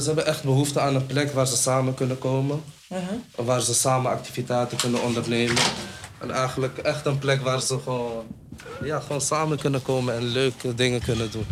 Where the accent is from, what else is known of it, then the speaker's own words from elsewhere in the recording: Amsterdam, North Holland, Netherlands; ik kom uit de Dapperbuurt